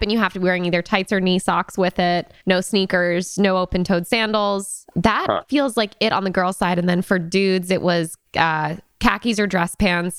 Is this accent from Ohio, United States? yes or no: no; Connecticut, United States; I grew up in, I'm from Connecticut